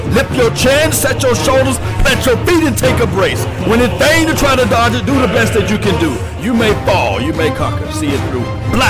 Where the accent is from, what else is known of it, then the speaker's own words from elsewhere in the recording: Mississippi, United States; Yes, I'm country from Mississippi.